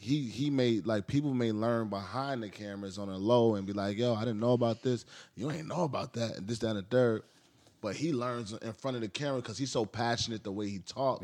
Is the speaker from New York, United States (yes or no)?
yes; New York City, New York, United States; I grew up in the Heights.